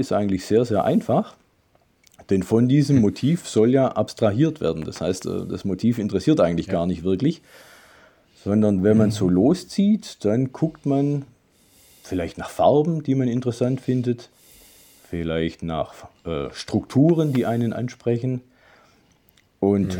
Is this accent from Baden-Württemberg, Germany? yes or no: yes; Swabian Jura, Baden-Württemberg, Germany; Ich komme von der Schwäbischen Alb